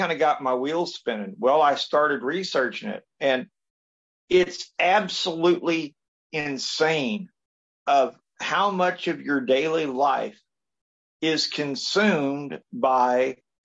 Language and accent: English; Washington County, Indiana, United States; I was born here in Washington County